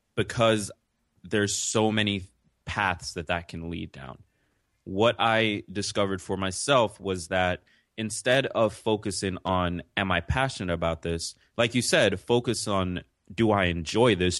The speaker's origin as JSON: {"language": "English", "town": "New York City", "region": "New York", "country": "United States", "tie": "born or raised there", "also_born_or_lived": "Jamaica", "said": "I'm from New York City"}